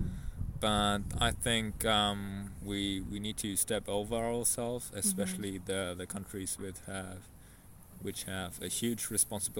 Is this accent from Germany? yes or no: yes; Germany; I'm from Germany